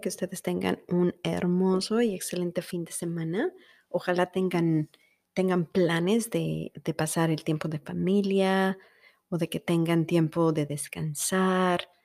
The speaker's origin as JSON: {"language": "Spanish", "country": "Mexico", "moved": "yes", "lives_now": "United States", "said": "somos los mexicanos"}